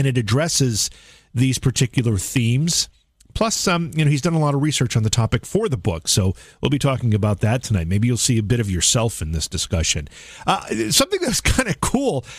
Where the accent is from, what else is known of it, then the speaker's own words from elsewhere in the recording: Oneonta, New York, United States; now in Cooperstown, United States; my hometown of Oneonta, New York, which is about 30 miles from where I live now in Cooperstown, New York